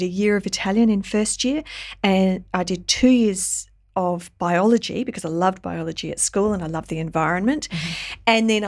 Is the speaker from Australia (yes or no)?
yes; Australia; not least that I'm Australian because they employed my father.